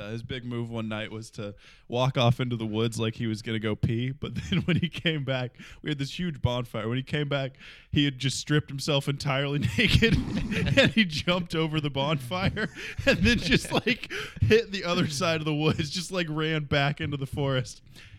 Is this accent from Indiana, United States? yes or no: yes; Indiana, United States; I'm from Indiana